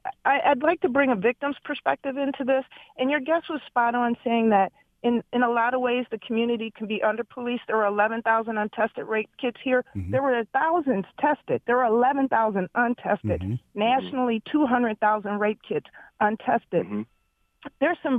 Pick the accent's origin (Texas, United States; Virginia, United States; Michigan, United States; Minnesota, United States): Michigan, United States; Detroit; I grew up in Detroit, victim of crime in Detroit perpetrated by young brown brothers, right? Mm-hmm. I'm a brown person